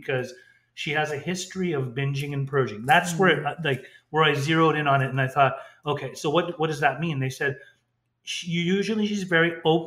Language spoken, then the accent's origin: English; Orange County, California, United States; we grew up in Orange County